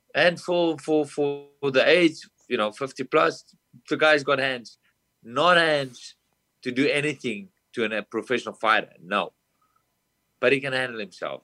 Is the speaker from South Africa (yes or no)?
yes; South Africa; moved away as an adult; now in United States; I'm from South Africa, a small town. I came over to America with no family, no friends, no one